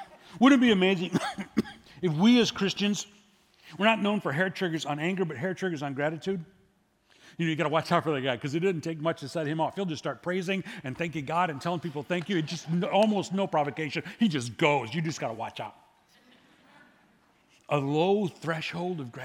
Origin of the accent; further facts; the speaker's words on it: United States; I was born in America